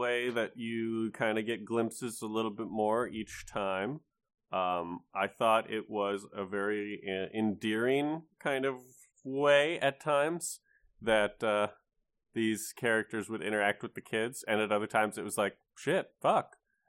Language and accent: English; United States; as an American who lived through the Trump administration.